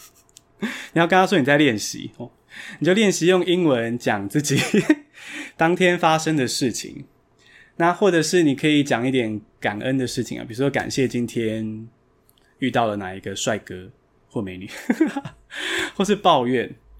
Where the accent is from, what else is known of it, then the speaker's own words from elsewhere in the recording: Taiwan; 所以我就在台湾土生土长的啦。那，呃，我是在，现在跟大家一样在学校读英文嘛，然后后来到台大外文系。那我短，短暂到美国游学四个月